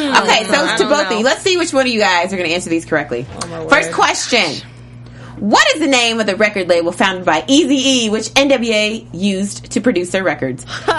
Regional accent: Kentucky, United States; I'm from Kentucky.

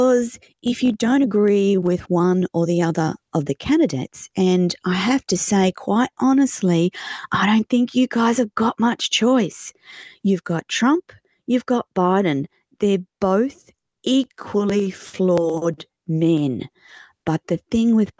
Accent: Australia; I'm an Australian

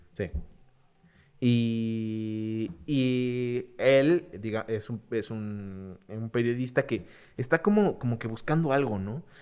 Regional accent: Mexico; somos los mexicanos

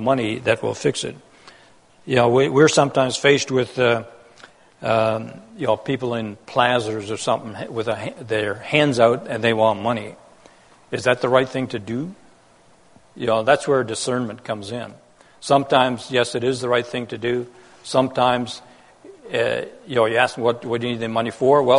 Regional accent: Netherlands; moved away; I was born in Holland during that war in an occupied country

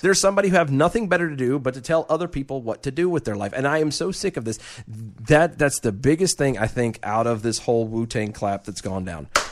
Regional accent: United States; as the American people

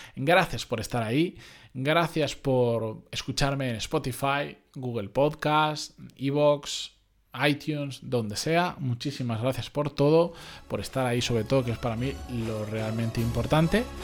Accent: Benidorm, Valencian Community, Spain; moved away; Yo soy originariamente de Benidorm, ciudad turística por defecto para quien no lo sepa

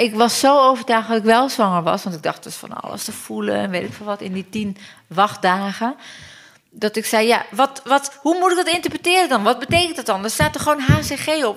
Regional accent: Turkey; also born or lived in London, United Kingdom; now in Netherlands; ik kom uit Turkije

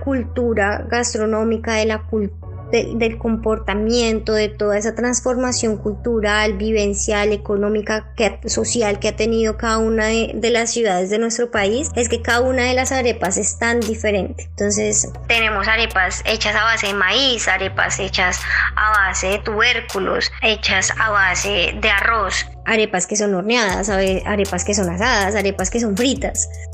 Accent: Bogotá, Colombia; moved away as an adult; now in Lyon, France; soy bogotana

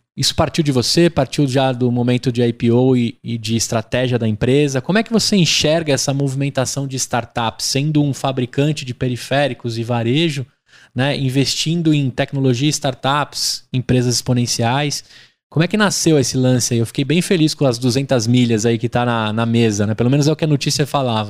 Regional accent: Brazil; nós como brasileiros

